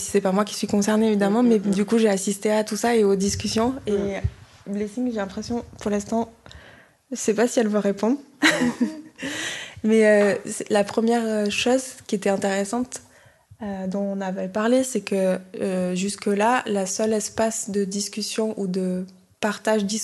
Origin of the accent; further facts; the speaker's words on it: Edo, Nigeria; French is a second language; Euh, dans mon pays, euh, je viens de Edo State, au Nigeria. On a des histoires euh, très anciennes et des traditions.